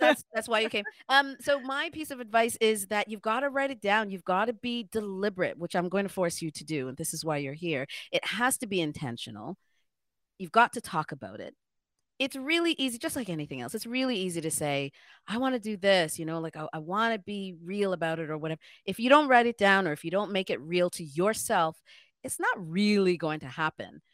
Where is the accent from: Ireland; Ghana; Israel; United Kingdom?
Ghana; now in Toronto, Canada; I'm also Black, I'm an African, I'm a Ghanaian, I'm an immigrant